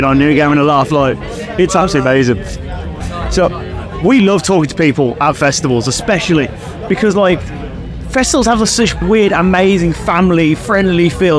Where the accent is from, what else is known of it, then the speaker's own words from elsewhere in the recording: Birmingham, West Midlands, United Kingdom; I'm from Birmingham